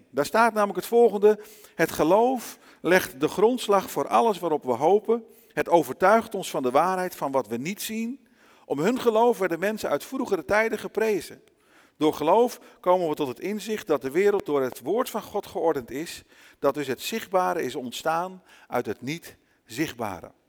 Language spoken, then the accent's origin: Dutch; Brazil; moved away as an adult; also born or lived in Netherlands; Ik ben zelf wel in Nederland geboren. Ik ben opgegroeid in Brazilië. Daar heb ik 27 jaar van mijn leven gewoond. En ik moet je eerlijk zeggen, ondanks dat je het niet zou zeggen als je me ziet en me zo hoort. In mijn hart en in alles wat ik ben, ben ik Braziliaan.